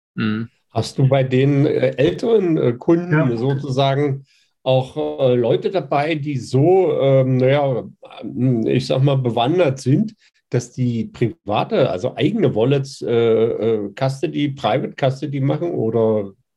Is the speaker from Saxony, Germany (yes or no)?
yes; Mittweida, Saxony, Germany; bin auch aus Mitweider